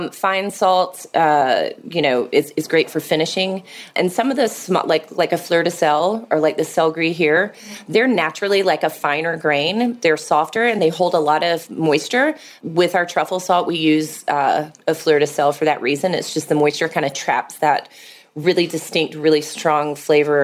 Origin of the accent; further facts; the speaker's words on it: Atlanta, Georgia, United States; moved away as an adult; I moved back to Atlanta, my hometown